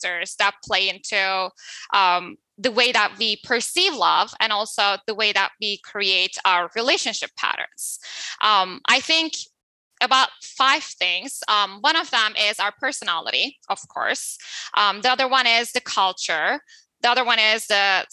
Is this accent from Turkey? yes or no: yes; Turkey; I'm coming from Turkey. So in Turkey, it's more male dominant culture, right?